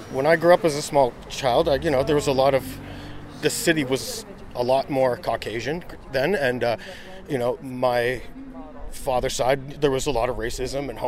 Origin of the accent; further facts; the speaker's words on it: Canada; We are Canadian people